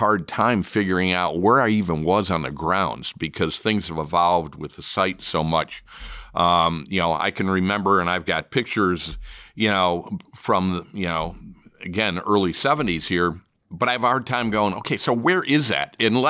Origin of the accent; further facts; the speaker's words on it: Chicago, Illinois, United States; Well, for me, growing up in Chicago, I can remember as a little kid going actually to Rockford.